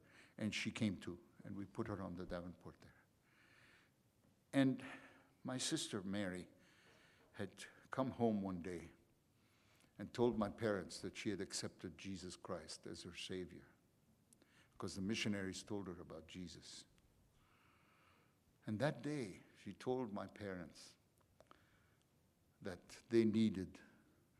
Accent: Egypt; moved away; we grew up in Egypt.

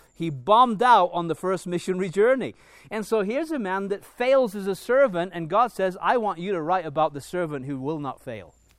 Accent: England, United Kingdom; moved away; as an Englishman, if I go back to England

